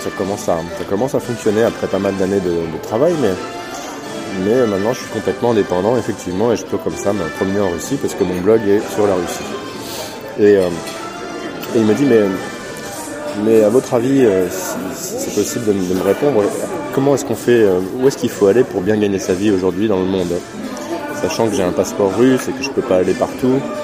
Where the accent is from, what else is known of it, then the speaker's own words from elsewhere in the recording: France; j'étais français